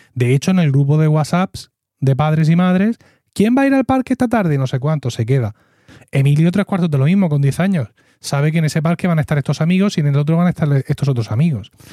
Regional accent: Region of Murcia, Spain; nosotros que somos los murcianos

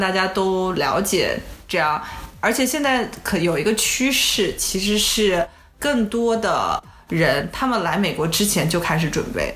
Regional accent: China; also born or lived in Silicon Valley, United States; now in United States; 我们中国人

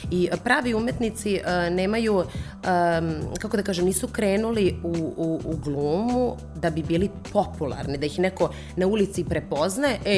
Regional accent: Serbia; Toga kod nas u Srbiji toliko nema.

